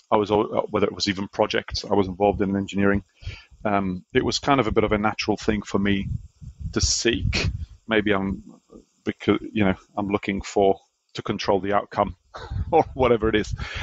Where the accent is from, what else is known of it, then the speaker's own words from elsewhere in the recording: Malta; now in Auckland, New Zealand; I grew up in Malta, a little island in the Mediterranean